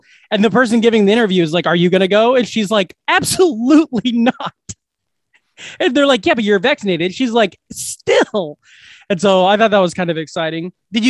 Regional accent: Glenwood, Iowa, United States; I go to my hometown. I go to Glenwood.

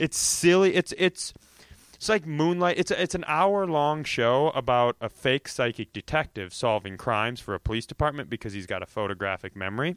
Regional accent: Worthington, Minnesota, United States; also born or lived in Los Angeles; I grew up in Worthington, Minnesota

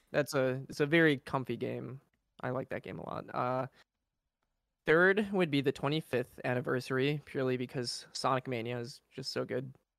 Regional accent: Chicago, Illinois, United States; I'm from Chicago.

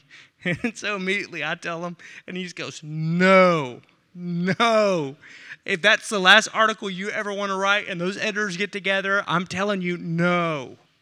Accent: Arkansas, United States; I'm from Arkansas

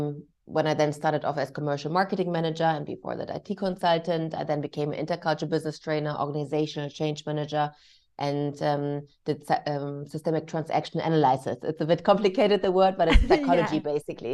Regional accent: Germany; English is a second language; And about myself, I was born and raised in Germany. However, I'm mixed race. My father was Indonesian Chinese.

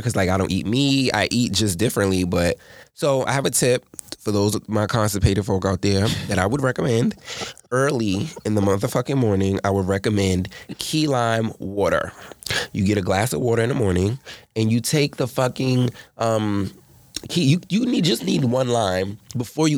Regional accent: New York City, New York, United States; moved away as an adult; now in Atlanta, United States; I'm not from Atlanta. I'm from Harlem, New York City to be exact

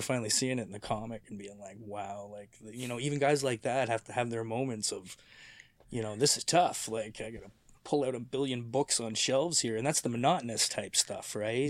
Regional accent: Mississauga, Ontario, Canada; also born or lived in St. Catharines; I was born in seventy-seven, and I moved from Saint Catharines to Mississauga when I was, uh, like nine

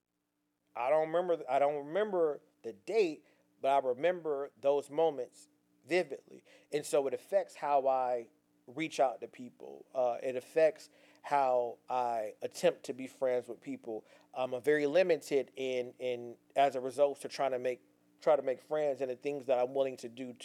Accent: Pasadena, California, United States; moved away; also born or lived in Gardena, California; I was born in Gardena, but I was raised in Pasadena

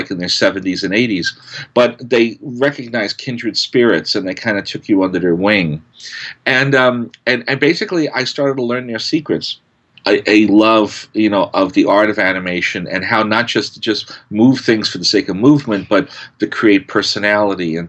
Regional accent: New York City, New York, United States; I was born and raised in Brooklyn, New York, as the son of a fireman.

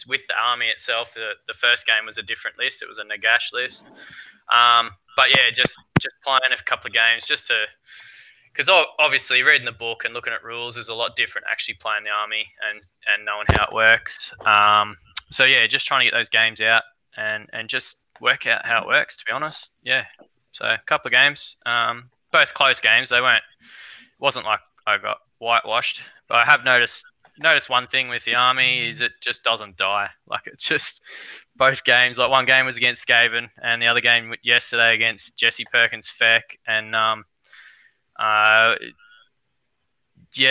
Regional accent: Albury, New South Wales, Australia; I'm from Albury.

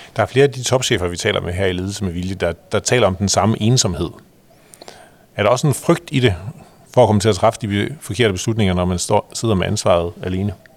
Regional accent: Jutland, Denmark; jeg kommer også derfra

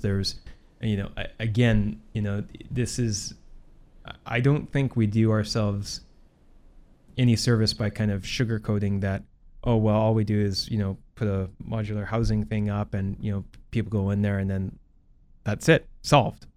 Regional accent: Port Coquitlam, British Columbia, Canada; being the mayor of Port Coquitlam. Uh, it's my hometown. It's the city I've lived in my entire life.

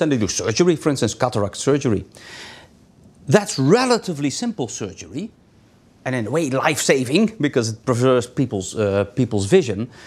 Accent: Netherlands; English is a second language; moved away; I'm originally from the Netherlands

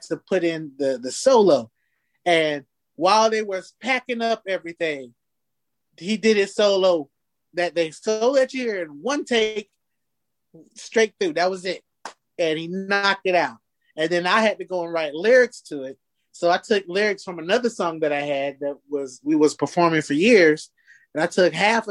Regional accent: Fayetteville, North Carolina, United States; now in Seattle, United States; my hometown, Fayetteville

